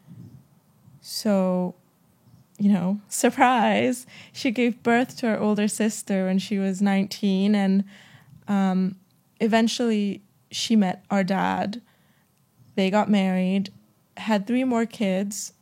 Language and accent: English; Jakarta, Indonesia; We were born and raised in Jakarta in a very Christian family